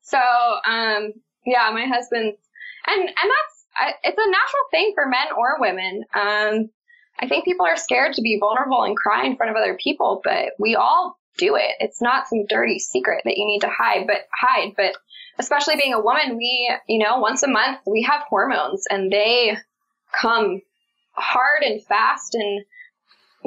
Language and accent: English; Baltimore, Maryland, United States; I'm from Baltimore, Maryland